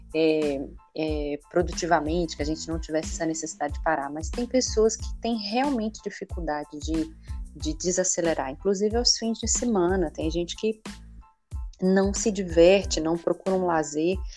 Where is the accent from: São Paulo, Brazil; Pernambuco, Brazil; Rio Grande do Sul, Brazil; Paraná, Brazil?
Pernambuco, Brazil; also born or lived in Rio de Janeiro; now in Niterói, Brazil; eu sou de Pernambuco